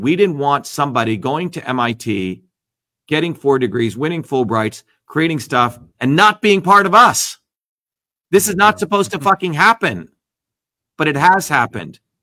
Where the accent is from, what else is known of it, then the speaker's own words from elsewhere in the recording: New Jersey, United States; moved away; the working class people I grew up in New Jersey who were immigrants